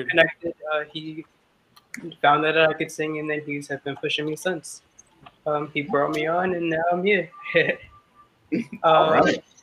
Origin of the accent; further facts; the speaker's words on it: Queens, New York, United States; I'm from Queens, New York.